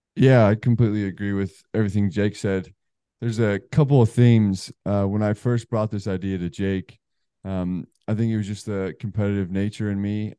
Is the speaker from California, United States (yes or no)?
no; Colorado, United States; moved away as an adult; also born or lived in New Jersey; now in Charlotte, United States; We're both from the West Coast. Um, I guess not West West, Colorado